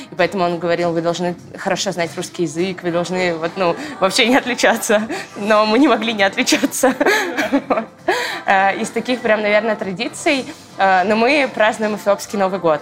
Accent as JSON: {"language": "Russian", "town": "Noginsk", "region": "Moscow Oblast", "country": "Russia", "tie": "born or raised there", "also_born_or_lived": "Orekhovo-Zuyevo", "lives_now": "Moscow, Russia", "said": "Мы жили в городе Ногинске. Я там прожила, э, наверное, около 10 лет своей жизни"}